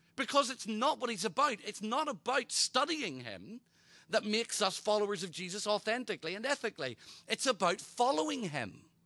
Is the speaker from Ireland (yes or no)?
yes; Ireland; I'm Irish